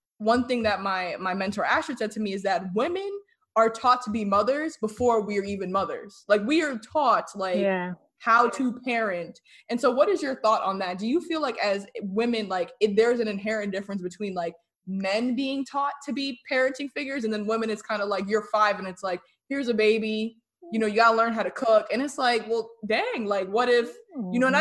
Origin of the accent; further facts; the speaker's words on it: New Jersey, United States; moved away; I'm originally from New Jersey.